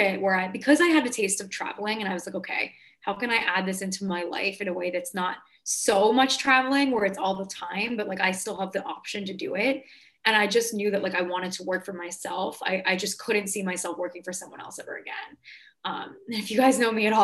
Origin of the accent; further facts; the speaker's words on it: New York, United States; I'm from New York.